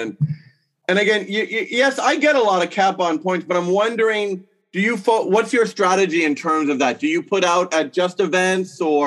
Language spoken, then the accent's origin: English; United States; now in Osaka, Japan; I'm an American expat living in Osaka, Japan